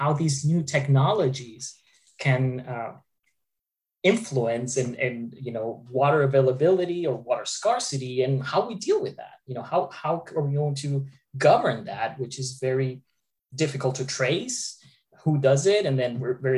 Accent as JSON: {"language": "English", "country": "Argentina", "tie": "born or raised there", "moved": "as an adult", "lives_now": "Boca Raton, United States", "said": "I grew up in Argentina."}